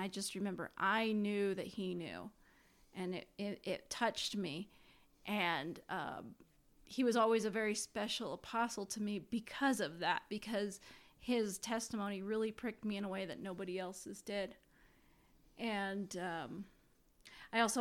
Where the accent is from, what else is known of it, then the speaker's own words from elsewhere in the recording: Indiana, United States; I grew up in Indiana